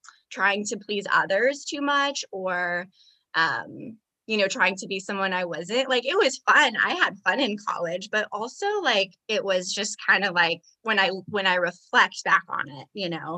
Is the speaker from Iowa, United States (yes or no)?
yes; Iowa, United States; also born or lived in Las Vegas; now in Texas, United States; I am from Iowa.